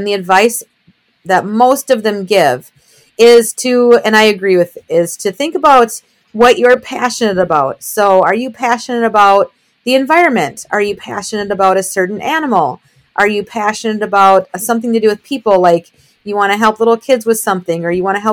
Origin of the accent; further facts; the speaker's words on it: Minnesota, United States; I am born and raised in Minnesota, about a half hour north of Minneapolis.